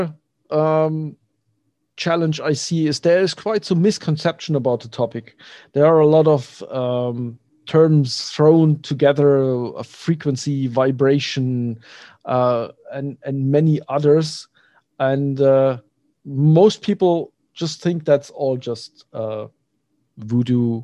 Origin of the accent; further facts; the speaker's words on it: Germany; I'm from Germany